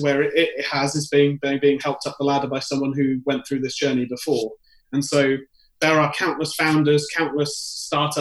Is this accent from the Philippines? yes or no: no; United Kingdom; moved away as an adult; now in New York, United States; being British myself